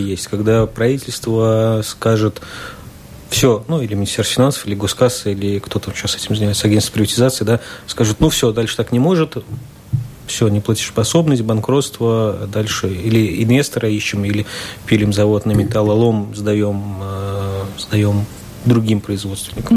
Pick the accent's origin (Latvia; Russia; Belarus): Latvia; Rēzekne, Latgale; я человек из Резакна